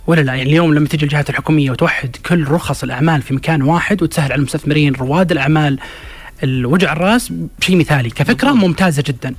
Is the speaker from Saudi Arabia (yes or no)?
yes; Saudi Arabia; عندنا في السعودية